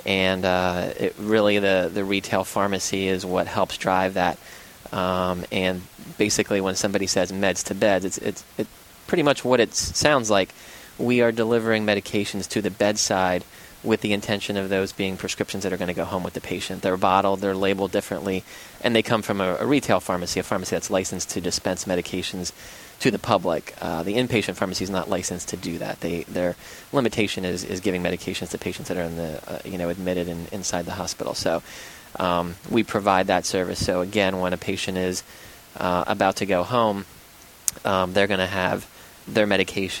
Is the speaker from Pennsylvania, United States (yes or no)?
yes; Schuylkill County, Pennsylvania, United States; moved away as an adult; also born or lived in Philadelphia / Bucks County; now in Warrington, United States; I grew up in farmland in Schuylkill County